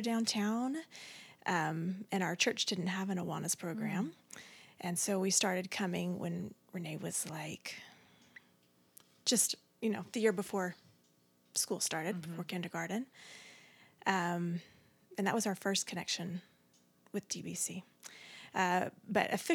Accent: Mesquite, Texas, United States; we grew up in Mesquite, lived in the same house my whole life

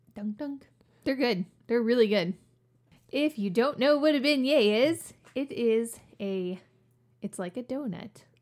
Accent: New Orleans, Louisiana, United States; moved away; I actually am from New Orleans. Like, New Orleans, New Orleans.

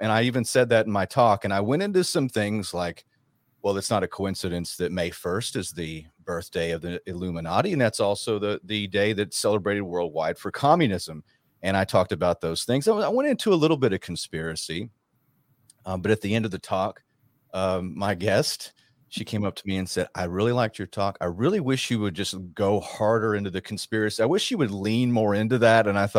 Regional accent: Rockwall, Texas, United States; moved away; also born or lived in Branson; Now, I'm from Rockwall

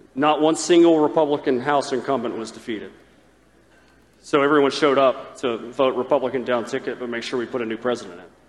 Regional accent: the South, United States; I grew up in the South

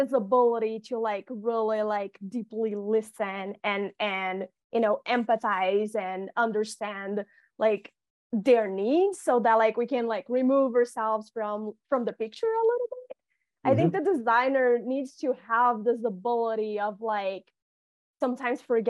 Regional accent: Rio de Janeiro, Brazil; I'm from Rio de Janeiro

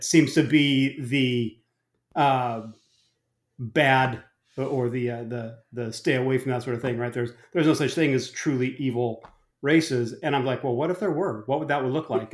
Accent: Arizona, United States; moved away; also born or lived in New Jersey; I grew up in Arizona

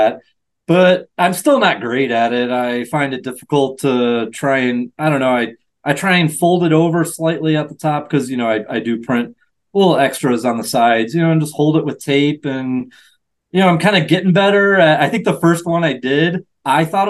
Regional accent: Michigan, United States; Michigan, which is my home state

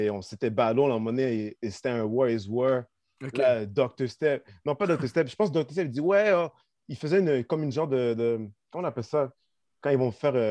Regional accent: Longueuil, Quebec, Canada; Ouais, j'étais de Longueuil, man.

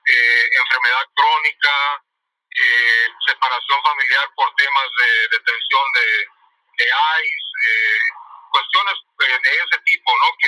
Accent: San Luis Río Colorado, Sonora, Mexico; moved away as an adult; now in Durham, United States; yo soy eh, de México, del norte de México, del estado eh, la ciudad de donde nací se llama San Luis Río Colorado, Sonora, y está en la frontera entre México y Estados Unidos, la frontera con Arizona. Yo vivo en Durham, Carolina del Norte

